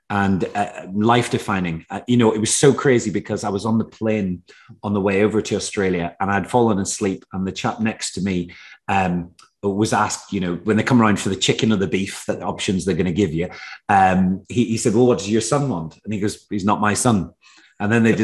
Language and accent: English; Northern Ireland, United Kingdom; I grew up in Northern Ireland, in actually quite a rural area of Northern Ireland